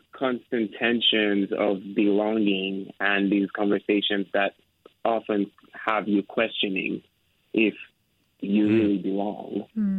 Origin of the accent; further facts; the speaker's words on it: Nigeria; moved away as an adult; now in San Francisco, United States; I'm from Nigeria and I've lived here for over 10 years in San Francisco, and you know, it's kind of become my home